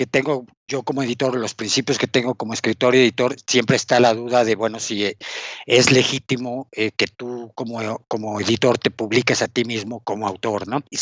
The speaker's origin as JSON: {"language": "Spanish", "region": "Mexico City", "country": "Mexico", "tie": "born there", "said": "Sí, nací en la Ciudad de México, justo en el centro, a la vuelta del barrio chino."}